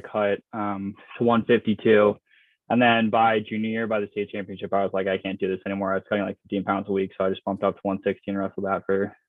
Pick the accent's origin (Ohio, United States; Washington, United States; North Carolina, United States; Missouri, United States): North Carolina, United States; Charlotte; I'm from Charlotte, North Carolina. So a lacrosse hotbed for sure.